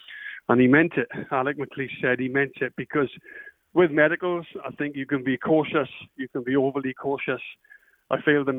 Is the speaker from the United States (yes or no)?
no; Wales, United Kingdom; moved away; Ian Rush was my hero growing up in Wales.